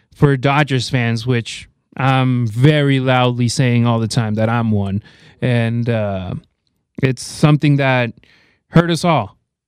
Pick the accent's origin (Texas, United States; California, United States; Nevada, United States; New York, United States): Nevada, United States; Las Vegas; They play in my hometown of Vegas.